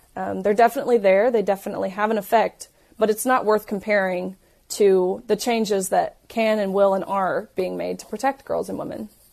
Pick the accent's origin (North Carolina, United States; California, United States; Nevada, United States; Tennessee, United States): Tennessee, United States; I'm from Tennessee